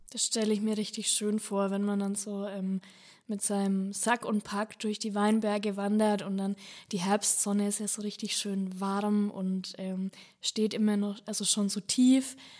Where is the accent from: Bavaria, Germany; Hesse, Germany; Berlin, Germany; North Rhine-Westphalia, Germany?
Bavaria, Germany; Franconia; bei uns in Franken